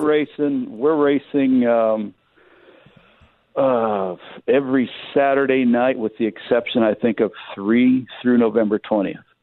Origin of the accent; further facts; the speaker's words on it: Michigan, United States; now in California, United States; I grew up in Michigan